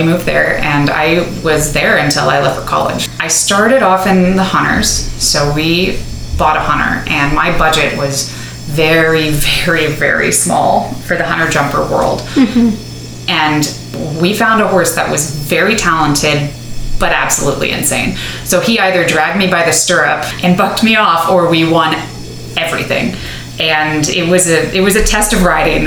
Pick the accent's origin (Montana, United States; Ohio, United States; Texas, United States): Texas, United States; Dallas; now in Briones, United States; I grew up in Dallas, Texas